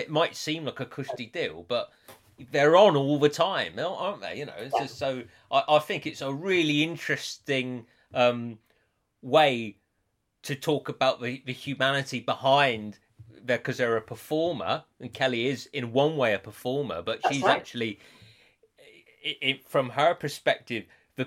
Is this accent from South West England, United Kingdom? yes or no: yes; West Country, South West England, United Kingdom; accent: strong West Country; also born or lived in Llandudno; my accent, like, which has always been strong West Country